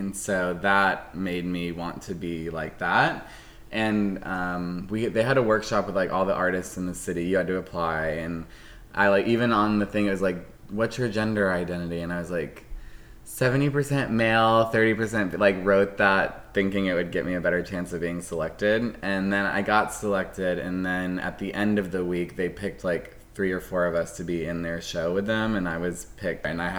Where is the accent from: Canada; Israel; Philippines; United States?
United States; Mableton, Georgia; accent: Southern; It was Southern because I was in school with a lot of, like, rednecks in Mableton, Georgia, you know? I used to have, like, a thick Southern accent